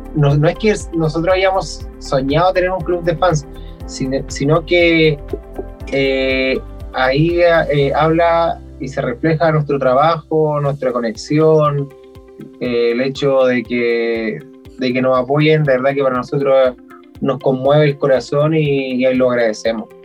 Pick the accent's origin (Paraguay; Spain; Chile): Chile; moved away; uno es de un pueblo muy pequeño